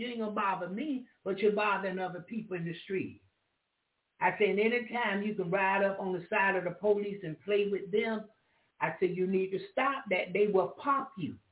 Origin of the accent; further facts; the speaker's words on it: the South, United States; I'm from the South